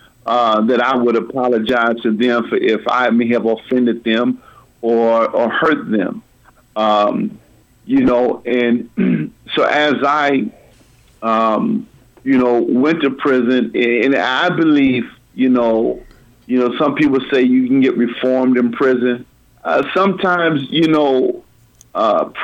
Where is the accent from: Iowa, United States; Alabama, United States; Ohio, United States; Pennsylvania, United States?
Iowa, United States; Des Moines; I grew up in Des Moines, born in 1974 in Lutheran Hospital.